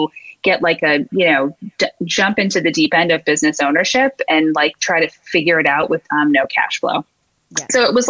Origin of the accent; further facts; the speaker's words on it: St. Louis, Missouri, United States; accent: Midwest-y; moved away as an adult; now in Boston, United States; I'm from Missouri